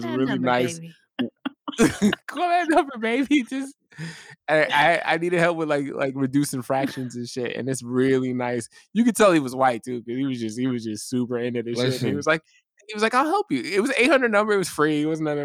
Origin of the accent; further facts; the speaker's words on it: New York, United States; when I was growing up, I grew up in New York